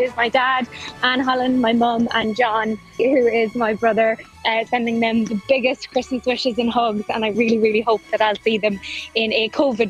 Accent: Monaghan, Ulster, Ireland; moved away as an adult; now in Sydney, Australia; I'm actually from Monaghan originally, but I'm living in Sydney this past 8 years.

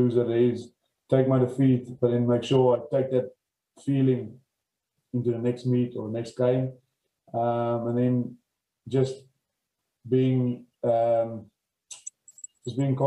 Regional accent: George, Western Cape, South Africa; I grew up in George on a farm, probably 10 kilometers from town.

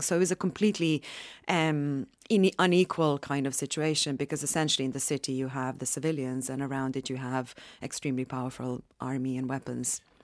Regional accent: Sarajevo, Bosnia & Herzegovina; I'm from Sarajevo, from Bosnia

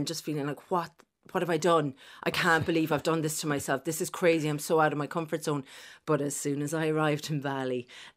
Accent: Limerick, Munster, Ireland; I'm from Limerick originally.

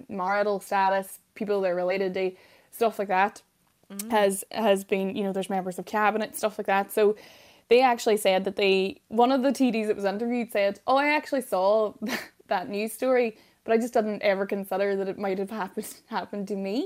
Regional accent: Derry, Northern Ireland, United Kingdom; I'm from Derry

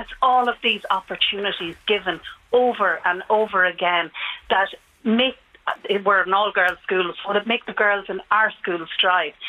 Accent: Sligo, Connacht, Ireland; now in Dublin, Ireland; I'm from Sligo

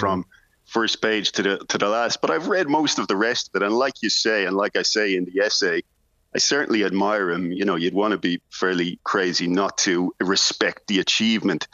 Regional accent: Ireland; as an Irish writer

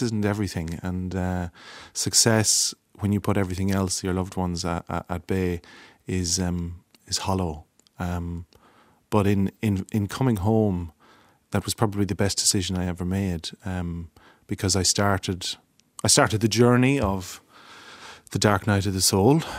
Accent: Longford, Leinster, Ireland; I'm from Longford

